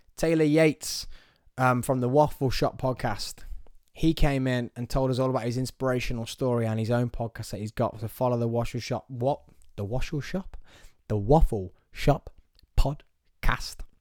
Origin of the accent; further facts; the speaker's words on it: Nuneaton, West Midlands, United Kingdom; I'm from Nuneaton. You know what? I'm gonna let everyone know I'm from Nuneaton.